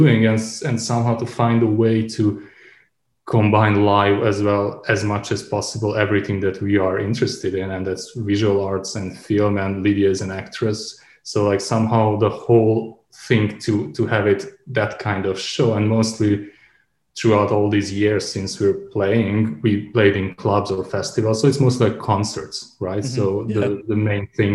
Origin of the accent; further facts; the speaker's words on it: Subotica, Vojvodina, Serbia; moved away as an adult; also born or lived in Belgrade / Novi Sad; now in Berlin, Germany; my hometown Subotica